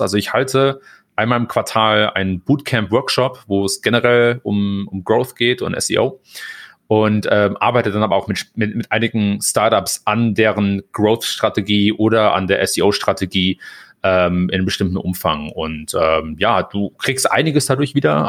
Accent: Germany; moved away as an adult; also born or lived in Hamburg; now in United States; als Deutscher

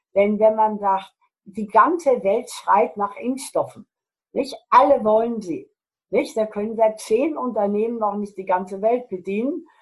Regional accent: Germany; bei uns in Deutschland

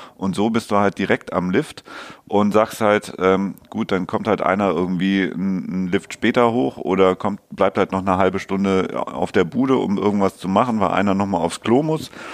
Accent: Hamburg, Germany; als Hamburger

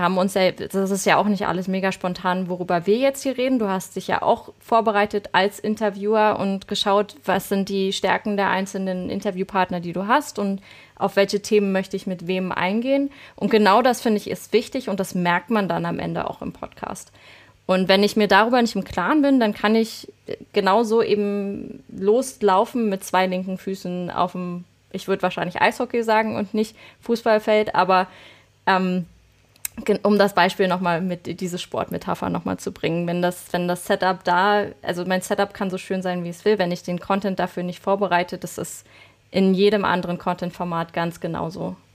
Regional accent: Berlin, Germany; accent: Berlin; dass man extrem hört, äh, wo ich herkomme. Und das wollte ich irgendwann, das habe ich tatsächlich raustrainiert, dass man meinen Berlinern nicht mehr so dolle hört.

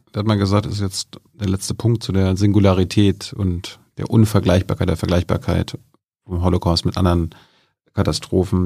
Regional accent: Germany; als Deutsche

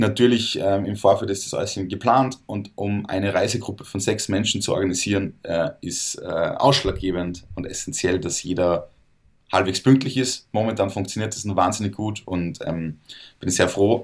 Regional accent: Salzburg, Austria; ich komme aus Salzburg

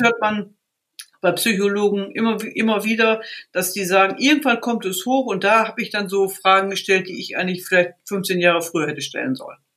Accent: Riesenbeck, North Rhine-Westphalia, Germany; ich komme aus einer klassischen Reitsportfamilie, komme aus dem Ort Riesenbeck

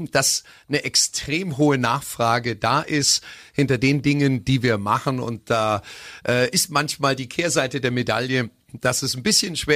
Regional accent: Augsburg, Bavaria, Germany; also born or lived in Berlin; Bin gebürtig in Berlin, mhm. aber mit vier Wochen nach Augsburg gekommen.

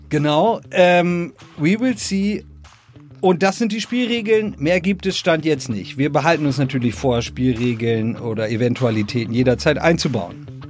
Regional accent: Northern Germany, Germany; moved away; ich komme aus Norddeutschland

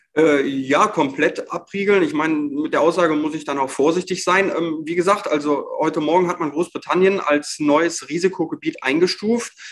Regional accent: Germany; bei uns in Deutschland hier

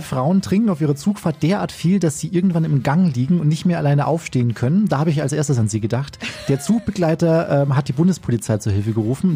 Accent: Chiemgau, Bavaria, Germany; ich bin im Chiemgau damals mit dir aufgewachsen

